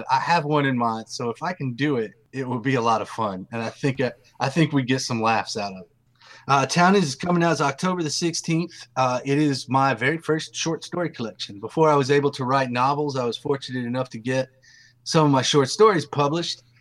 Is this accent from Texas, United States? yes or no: yes; East Texas, United States; accent: Southern; now in Durham, United States; I am Southern. That's where I currently live. I live in Durham, North Carolina, but I'm from East Texas.